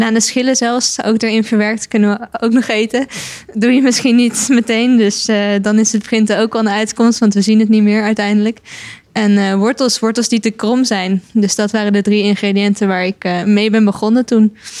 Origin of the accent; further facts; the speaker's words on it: Netherlands